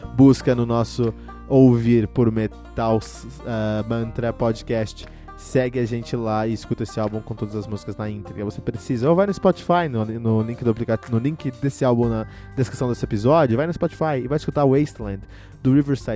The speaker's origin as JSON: {"language": "Portuguese", "region": "São Paulo", "country": "Brazil", "tie": "born or raised there", "said": "eu cresci em São Paulo"}